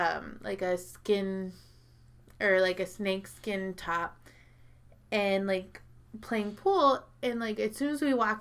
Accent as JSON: {"language": "English", "town": "Anaheim", "region": "California", "country": "United States", "tie": "born or raised there", "said": "I grew up in Anaheim Hills"}